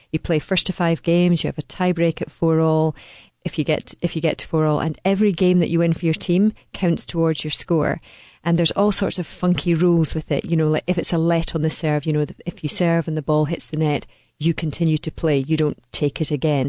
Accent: Dunblane, Scotland, United Kingdom; I come from Dunblane, which, if you stuck a pin right in the middle of Scotland, you would find Dunblane

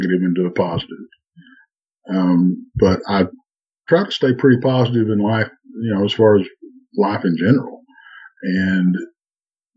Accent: Texas, United States; Well, I'm in Texas, of course. Born and bred in Texas.

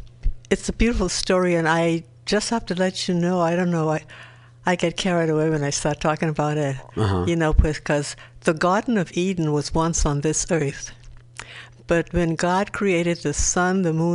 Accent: Nassau, New Providence, Bahamas; Nassau, Bahamas. Like we say, or the Commonwealth of Nassau, Bahamas.

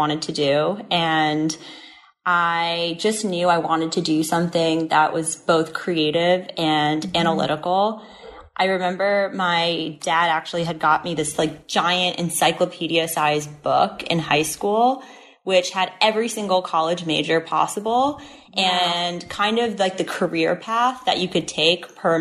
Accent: New Jersey, United States; moved away as an adult; now in New York City, United States; I'm originally from New Jersey, so tri-state area

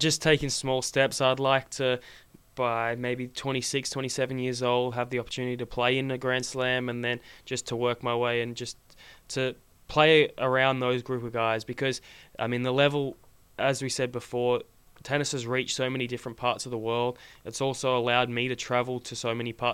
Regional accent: Sydney, New South Wales, Australia; moved away; when I was growing up in Sydney

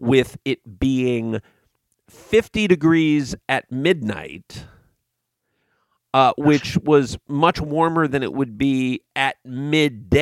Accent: West Coast, United States; having been born and raised on the West Coast

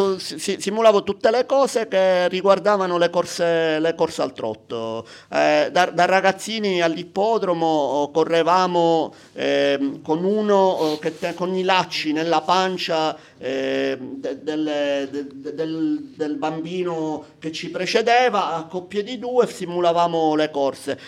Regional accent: Palermo, Sicily, Italy; Casa mia è di fronte all'ippodromo a Palermo

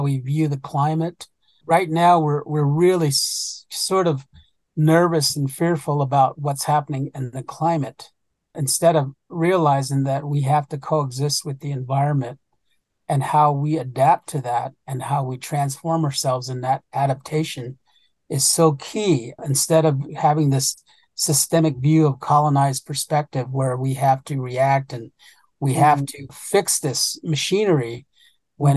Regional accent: United States; first language Navajo; English is a second language; that's where I learned the Dene language. And I'm from the Jatlashe clan

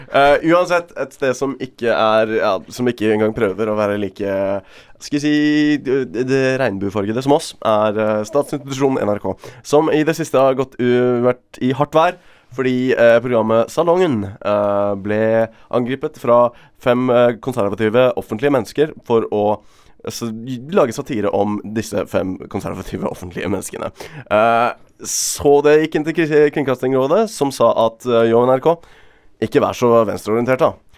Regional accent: Bergen, Vestland, Norway; Som bergenser

